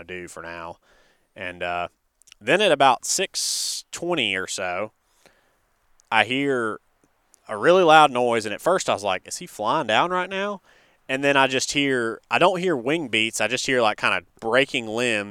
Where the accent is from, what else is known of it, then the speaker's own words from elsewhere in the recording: North Carolina, United States; now in Alabama, United States; I'm originally from North Carolina, and we have a farm there